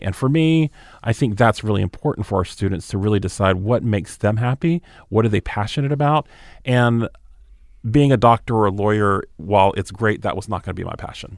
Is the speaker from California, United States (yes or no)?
no; Moultrie, Georgia, United States; moved away; also born or lived in Hawaii / Naples, Italy; I grew up in South Georgia in a small town called Moultrie, Georgia